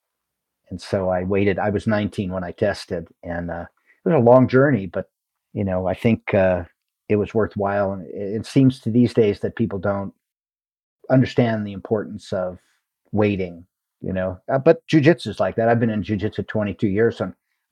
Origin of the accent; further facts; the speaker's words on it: Sacramento, California, United States; moved away; also born or lived in Big Island, Hawaii; I went to live in where I was born in Sacramento